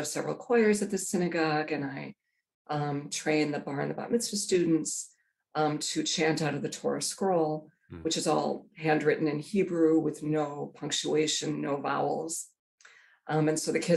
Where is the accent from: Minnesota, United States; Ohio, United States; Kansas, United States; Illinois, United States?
Minnesota, United States; Minneapolis; I grew up in Minneapolis, and I grew up in a synagogue attending family